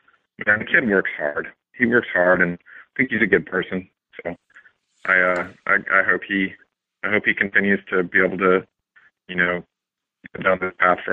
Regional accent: Albuquerque, New Mexico, United States; I'm from Albuquerque

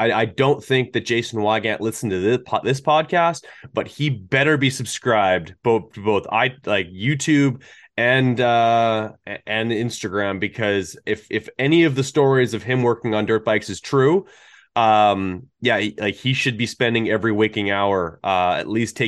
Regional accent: Canada; I grew up here in Canada

